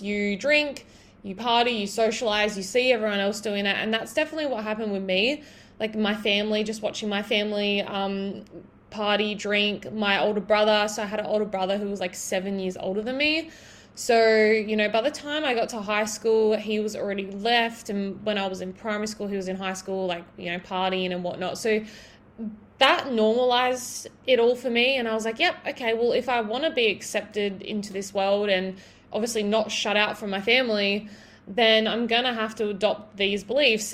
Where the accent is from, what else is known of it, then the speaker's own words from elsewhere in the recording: Broken Hill, New South Wales, Australia; living in my hometown so if you guys don't already know i'm from broken hill in new south wales